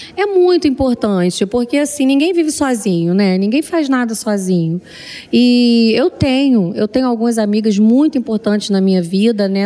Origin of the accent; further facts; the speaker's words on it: Rio de Janeiro, Brazil; moved away; also born or lived in Fortaleza / São Paulo / Portugal; Fui criada no Rio de Janeiro, sou nascida em Fortaleza, criada no Rio de Janeiro e agora em São Paulo